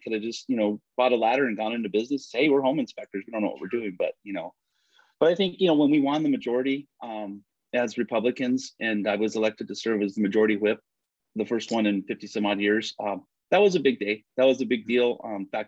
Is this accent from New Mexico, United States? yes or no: yes; Belen, New Mexico, United States; I grew up in Belen